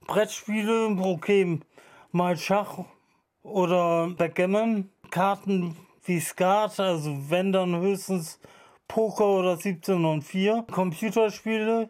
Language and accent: German; Bremen, Germany; ich bin aus Bremen-Osterholz, ich lebe da seit meiner Geburt und meine ganze Familie lebt da seit Ewigkeiten